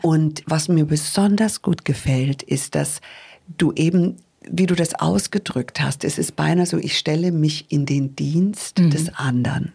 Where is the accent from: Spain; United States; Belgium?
United States; now in Munich, Germany; ich bin ja Amerikanerin